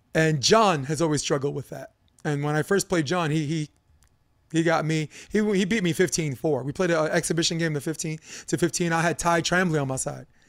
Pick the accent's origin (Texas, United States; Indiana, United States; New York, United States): New York, United States; New York City; I'm a kid from Brooklyn